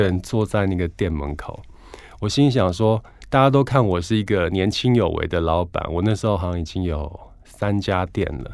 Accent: Hualien, Hualien County, Taiwan; 我那时候小时候家里住花莲

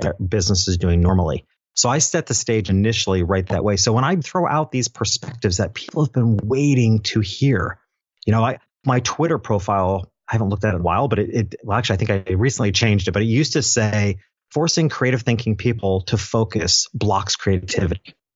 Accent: Dutchess County, New York, United States; back in my hometown, which is a little town, upstate New York.

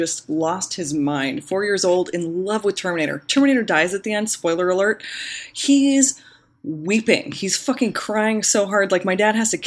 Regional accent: the Valley, Northern California, United States; we were born and kind of, we grew up in Northern California, but we also grew up in the Valley.

